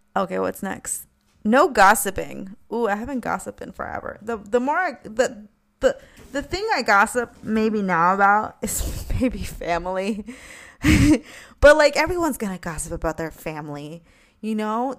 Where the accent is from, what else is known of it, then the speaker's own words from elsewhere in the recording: New York, United States; we're from New York